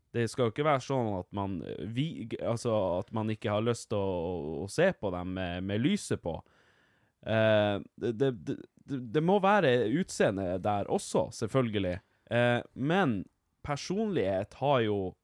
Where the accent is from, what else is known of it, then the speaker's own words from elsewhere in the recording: Vardø, Finnmark, Norway; jeg er fra Vardø